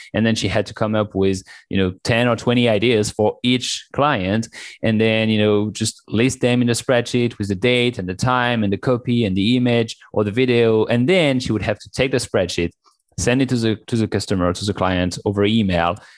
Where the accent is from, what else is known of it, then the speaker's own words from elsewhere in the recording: France; accent: French; English is a second language; moved away; also born or lived in China; as you can tell from my accent, I'm French